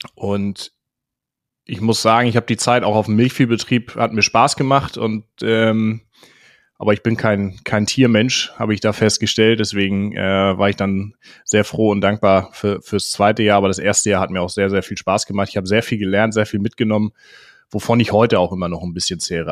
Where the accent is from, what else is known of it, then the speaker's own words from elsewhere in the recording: Schleswig-Holstein, Germany; ich komme ursprünglich aus Schleswig-Holstein und bin da auf einem ja, jetzt Ackerbaubetrieb groß geworden